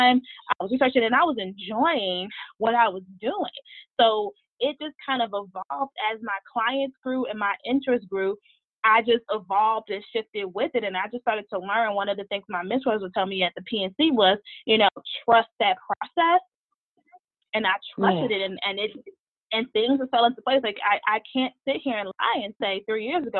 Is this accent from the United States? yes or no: yes; Chicago, Illinois, United States; moved away as an adult; now in Pittsburgh, United States; I'm originally from Chicago